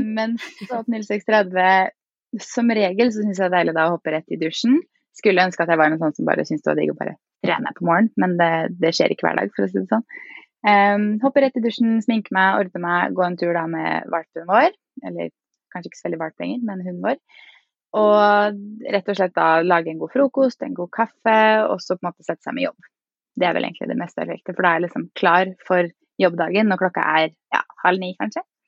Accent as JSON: {"language": "Norwegian", "town": "Fredrikstad", "region": "Østfold", "country": "Norway", "moved": "as an adult", "lives_now": "Oslo, Norway", "said": "Jeg er fra Fredrikstad og bor nå i Oslo."}